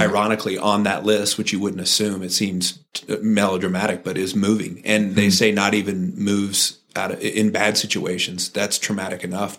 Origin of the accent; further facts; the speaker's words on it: Santa Cruz, California, United States; I grew up in Santa Cruz, California